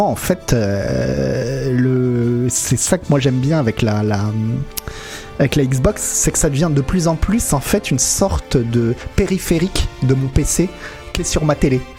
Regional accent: France; Ouais, euh, Nico, effectivement, et pour nous en tant que Français, euh, c'était un peu compliqué.

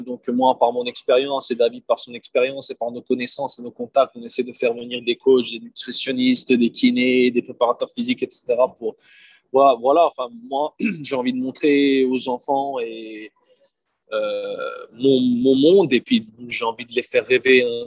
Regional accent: Bern, Switzerland; moved away as an adult; also born or lived in Lyon, France / Montpellier, France / Schaffhausen, Switzerland; now in Chambéry, France; j'ai déménagé assez vite en Suisse, où j'ai grandi, où j'ai passé ben, toute mon enfance, toute mon adolescence

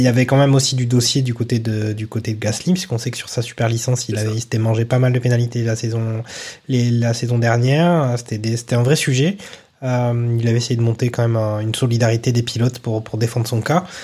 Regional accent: Toulouse, Occitania, France; quand on est toulousain

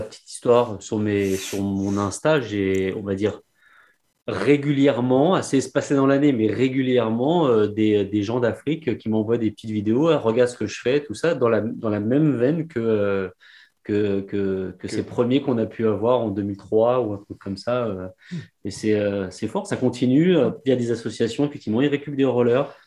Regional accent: Paris, Île-de-France, France; on est parisien

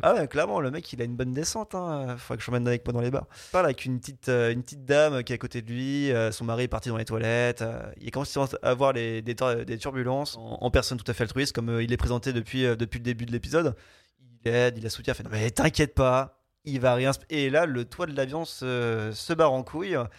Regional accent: France; je suis français.

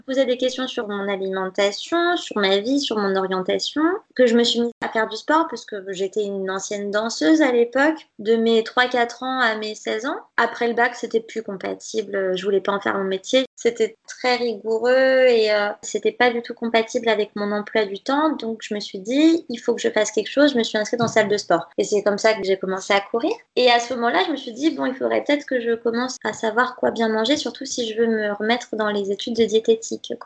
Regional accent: Nantes, Pays de la Loire, France; Je suis née à Nantes, j'ai fait mes études ici, j'ai mon appart, mon travail, ma vie. Je suis euh, originaire de Nantes

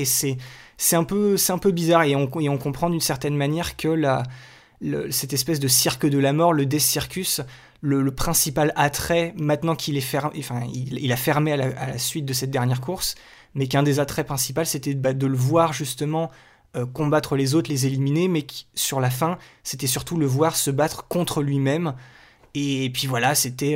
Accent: France; Chez nous en France

